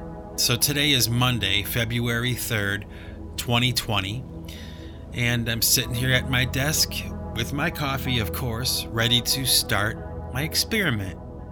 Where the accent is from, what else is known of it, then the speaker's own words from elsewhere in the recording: New England, United States; not the New England Patriots, you know, my hometown team.